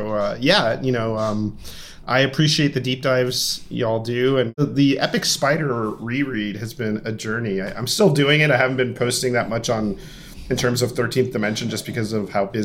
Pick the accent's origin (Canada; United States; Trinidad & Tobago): United States; Miami, Florida; My parents are Cuban. I was born and raised in Miami